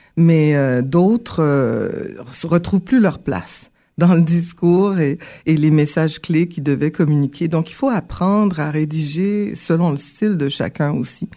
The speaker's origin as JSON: {"language": "French", "town": "Ottawa", "region": "Ontario", "country": "Canada", "tie": "born or raised there", "also_born_or_lived": "Port-au-Prince, Haiti / Montreal, Quebec", "said": "Donc, j'ai grandi, euh, au Canada. D'abord, à Ottawa, un petit peu. Ensuite, on a fait un, un bon séjour à Montréal et r, pour revenir dans la région"}